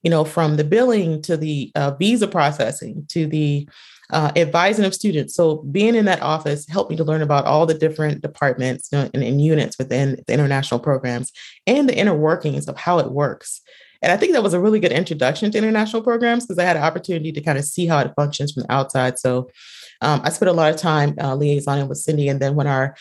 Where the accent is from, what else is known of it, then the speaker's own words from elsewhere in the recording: North Carolina, United States; I am born and raised in North Carolina